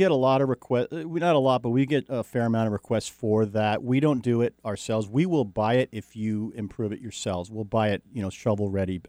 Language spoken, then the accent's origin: English; Jersey Shore, New Jersey, United States; moved away; I grew up on the Jersey Shore, New Jersey.